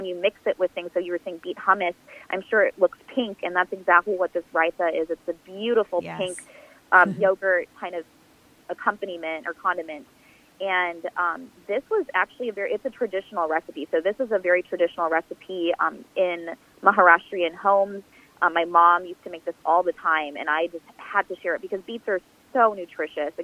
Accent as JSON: {"language": "English", "region": "Michigan", "country": "United States", "tie": "born or raised there", "said": "I grew up in Michigan, and in Dearborn, there is a large Arabic population there"}